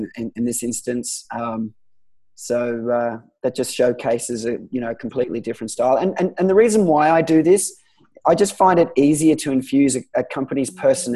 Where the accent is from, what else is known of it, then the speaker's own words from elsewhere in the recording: Gold Coast, Queensland, Australia; I was a guy from the Gold Coast